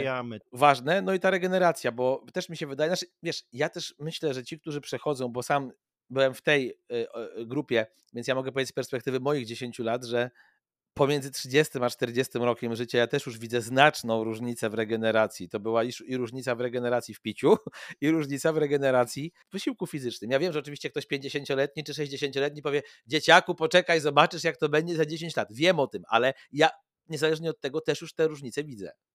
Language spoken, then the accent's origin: Polish; Płock, Masovian Voivodeship, Poland; ja jestem z Polska i dzisiaj mój Płock